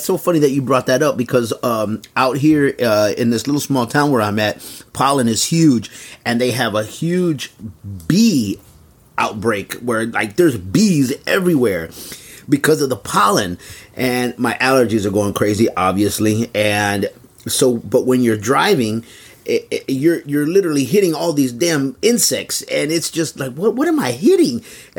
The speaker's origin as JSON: {"language": "English", "region": "Texas", "country": "United States", "also_born_or_lived": "Houston, Texas / San Antonio, Texas", "moved": "yes", "lives_now": "Bakersfield, United States", "said": "I'm originally from Texas and Houston and San Antonio respectively"}